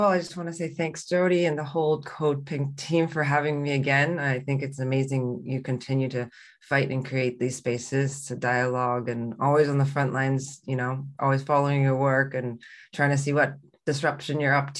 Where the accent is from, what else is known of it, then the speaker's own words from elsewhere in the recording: Canada; moved away as an adult; also born or lived in Hong Kong / Shanghai; now in Beijing, China; I'm from Hong Kong and grew up in the West in Canada and spent a lot of my adult years back in the global South